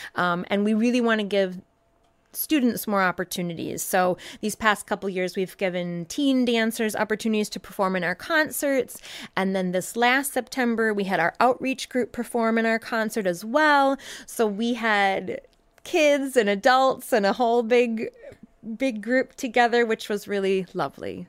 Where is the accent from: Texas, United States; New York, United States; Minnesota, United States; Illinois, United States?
Minnesota, United States; southern; moved away as an adult; now in Madison, United States; I grew up in southern Minnesota, moved here with my husband about 15 years ago.